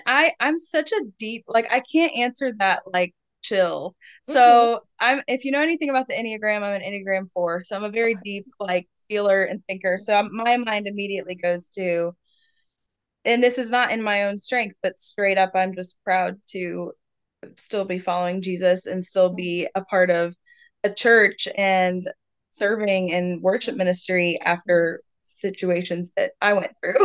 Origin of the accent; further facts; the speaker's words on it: Richmond, Virginia, United States; moved away as an adult; Moved back to Richmond. That's my hometown 2 years ago